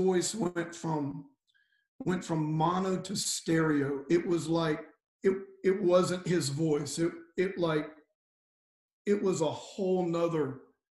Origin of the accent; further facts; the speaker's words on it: Cajun, Louisiana, United States; I'm a Cajun pagan Gentile